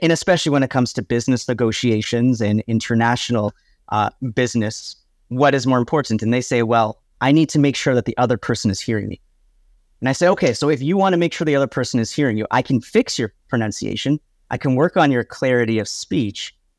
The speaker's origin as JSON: {"language": "English", "town": "Oakville", "region": "Ontario", "country": "Canada", "tie": "born or raised there", "also_born_or_lived": "Vancouver / Taiwan", "moved": "as an adult", "said": "Born and raised right outside of uh, Toronto, small little town called Oakville"}